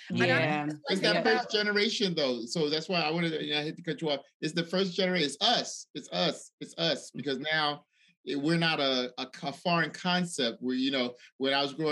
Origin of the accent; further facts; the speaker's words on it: Nigeria; growing up, you know, I would tell people, oh yeah, I'm Nigerian.